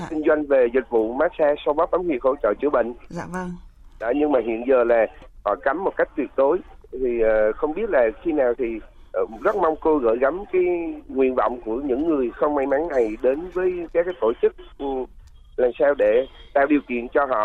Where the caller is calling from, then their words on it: Nha Trang, Khanh Hoa, Vietnam; À, tôi à, đến từ Nha Trang, Khánh Hòa.